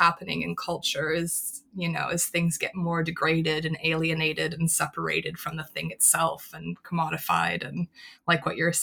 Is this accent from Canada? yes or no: yes; Canada; I'm Canadian